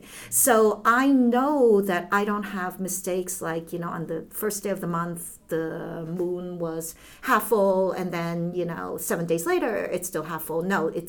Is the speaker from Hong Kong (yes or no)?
yes; Hong Kong; born there; So I still speak Chinese because I was born in Hong Kong and my mother never learned to speak English.